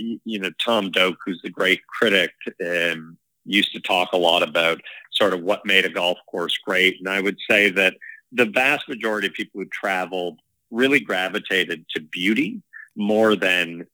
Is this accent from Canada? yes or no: yes; Canada; also born or lived in Toronto; now in Inverness, Canada; as a Canadian, let alone in Canada